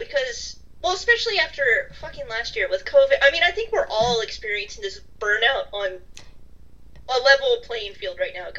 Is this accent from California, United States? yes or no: yes; California, United States; ever since growing up in California.